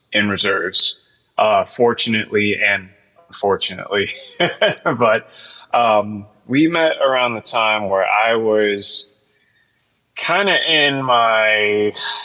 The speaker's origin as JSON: {"language": "English", "area": "Tucker", "region": "Georgia", "country": "United States", "tie": "born or raised there", "also_born_or_lived": "Lithonia, Georgia / Conyers, Georgia", "said": "I am from Georgia. I was born in Tucker, Georgia, which is not terribly far from where I'm at right now."}